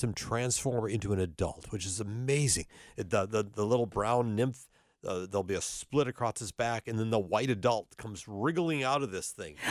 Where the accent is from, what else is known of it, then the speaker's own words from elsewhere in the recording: North Dakota, United States; now in Cincinnati, United States; I'm originally from North Dakota